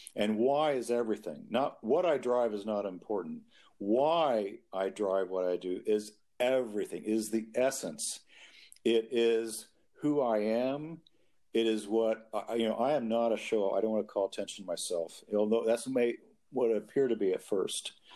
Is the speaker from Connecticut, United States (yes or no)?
no; Kentucky, United States; born or raised there